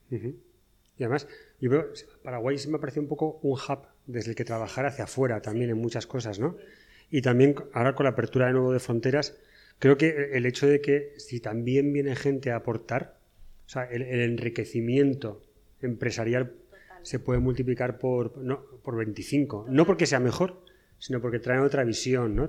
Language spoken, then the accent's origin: Spanish; northern Spain, Spain; yo soy del norte de España